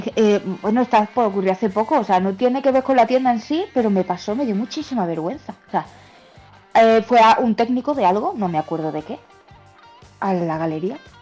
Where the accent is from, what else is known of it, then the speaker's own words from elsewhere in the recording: Baños de la Encina, Andalusia, Spain; la tienda física está en mi pueblo, que es Baños de la Encina, en Jaén